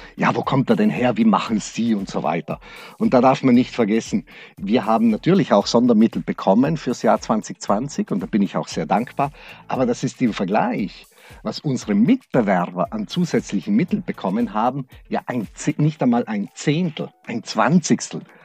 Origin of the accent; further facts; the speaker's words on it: Brixen, Trentino-Alto Adige, Italy; moved away as an adult; now in Black Forest, Germany; Ich bin Südtiroler. Mhm. Ich bin äh, äh, meine Heimat ist Südtirol, aber das Schwarzwald ist meine zweite Heimat geworden.